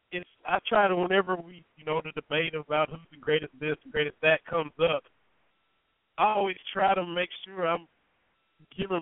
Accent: Lynch, Kentucky, United States; my hometown of Lynch

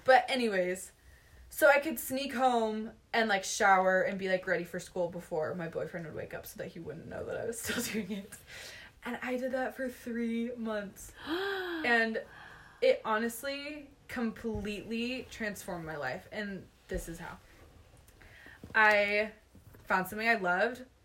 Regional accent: Utah, United States; growing up in Utah County

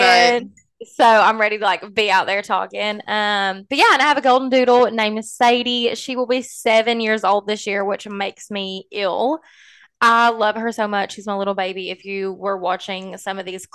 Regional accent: Pikeville, Kentucky, United States; now in Lexington, United States; I grew up in Pikeville, Kentucky. That's maybe why I have a little bit of an accent.

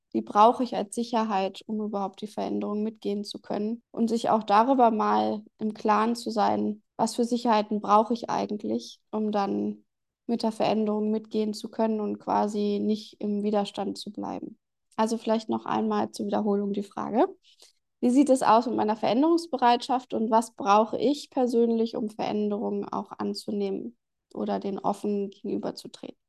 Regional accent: Germany; bei uns in Deutschland

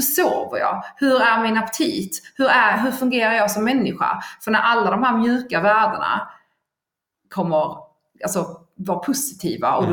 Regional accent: Skåne, Sweden; jag är ju då skåning

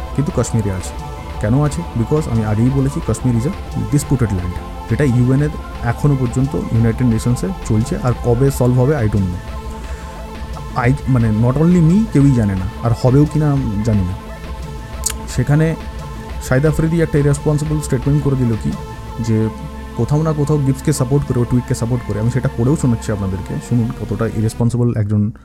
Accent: Kolkata, West Bengal, India; আমাদের কলকাতাতে

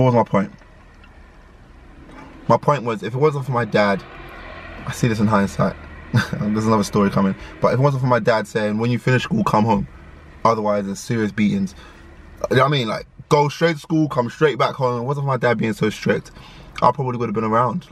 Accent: London, United Kingdom; growing up in London, in the inner city

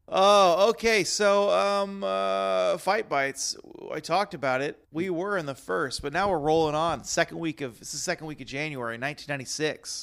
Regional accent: Texas, United States; growing up in Texas

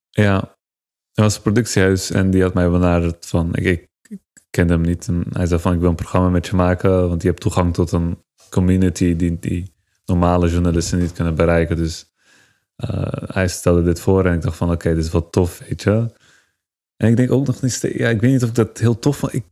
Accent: Turkey; now in Netherlands; Als Turk krijg je sowieso al minder kansen.

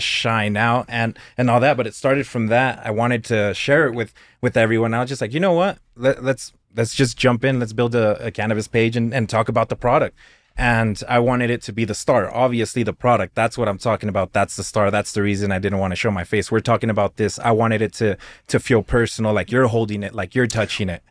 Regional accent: Clovis, New Mexico, United States; I've been here my whole life, I was born in Clovis

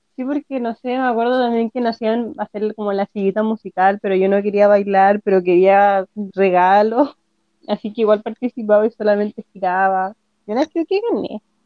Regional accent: Rancagua, O'Higgins, Chile; also born or lived in San Fernando; yo también nací en Rancagua

